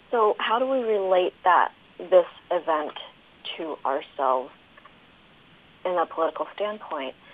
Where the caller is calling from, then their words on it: St. George, Utah, United States; I'm calling from St. George.